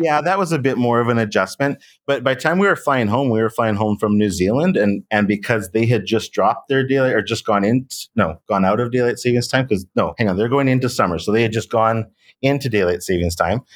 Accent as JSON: {"language": "English", "country": "Canada", "said": "as a Canadian who, you know, had to take some French when I was in school"}